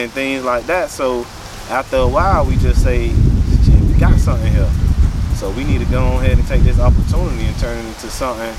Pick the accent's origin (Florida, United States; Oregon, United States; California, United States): Florida, United States; Miami; born or raised there